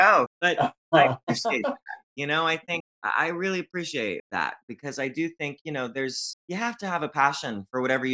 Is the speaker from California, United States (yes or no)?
yes; Fresno, California, United States; moved away as an adult; also born or lived in Hollywood / New York City; My hometown's Fresno, California, lovely place to grow up